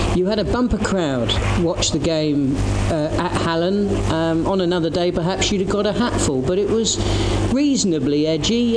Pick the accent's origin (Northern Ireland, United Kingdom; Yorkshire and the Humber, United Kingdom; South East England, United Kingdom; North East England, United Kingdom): South East England, United Kingdom; Portsmouth; Portsmouth went up as well well, and uh, they're my hometown side